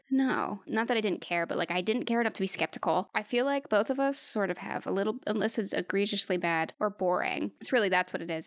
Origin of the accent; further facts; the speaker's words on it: United States; As an American